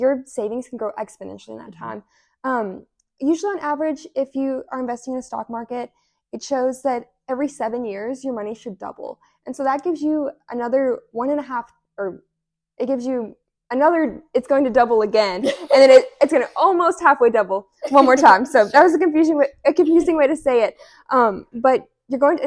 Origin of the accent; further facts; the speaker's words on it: Providence, Kentucky, United States; moved away as an adult; now in Oxford, United States; I'm initially from Providence, Kentucky, but I currently live in Oxford.